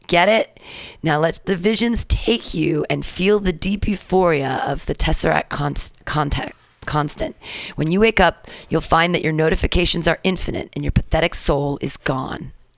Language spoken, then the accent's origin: English; San Diego, California, United States; I'm from San Diego.